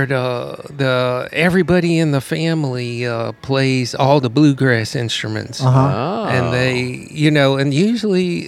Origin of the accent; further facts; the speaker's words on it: Champaign, Illinois, United States; also born or lived in Hilo, Hawaii; now in North Shore, Louisiana, United States; I was born in Hilo, Hawaii, and I grew up in Champaign, Illinois, Central Illinois.